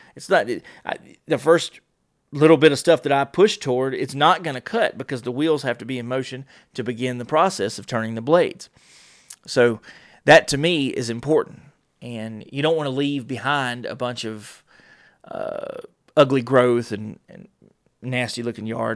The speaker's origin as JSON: {"language": "English", "region": "North Carolina", "country": "United States", "said": "I'm from North Carolina."}